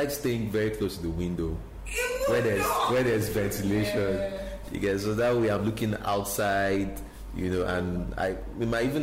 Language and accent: English; Mushin, Lagos, Nigeria; When I tell people um, I'm from Mushin